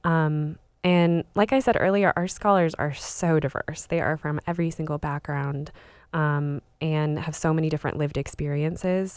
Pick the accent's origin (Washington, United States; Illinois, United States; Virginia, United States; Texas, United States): Washington, United States; Spokane; I was, uh, raised in Spokane, Washington, so on the east side of the state